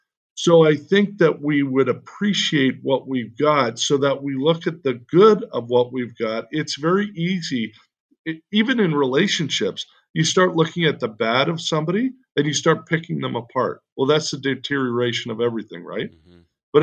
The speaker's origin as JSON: {"language": "English", "country": "Canada", "moved": "yes", "lives_now": "United States", "said": "When we immigrated from Canada, we got a green card."}